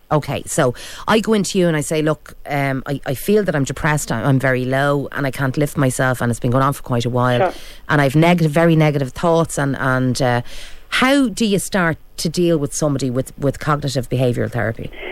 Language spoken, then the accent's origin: English; Ireland; We're Irish